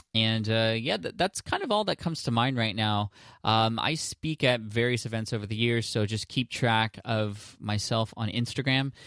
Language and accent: English; San Diego, California, United States; in my hometown in San Diego